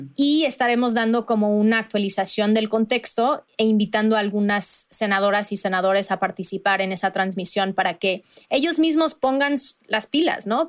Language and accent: Spanish; Veracruz, Mexico; yo soy de Veracruz